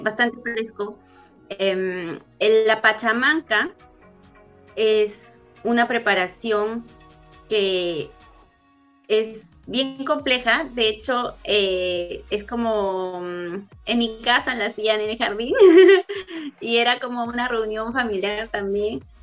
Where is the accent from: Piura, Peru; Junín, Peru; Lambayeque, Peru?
Junín, Peru; Huancayo; also born or lived in Lima, Peru; now in Carlow, Ireland; no soy de Lima, soy de Huancayo. Huancayo está en el centro del Perú y yo he crecido allá